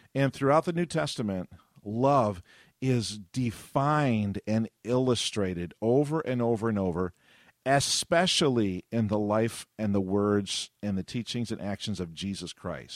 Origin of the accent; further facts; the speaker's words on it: Avon, New York, United States; my hometown of Avon, New York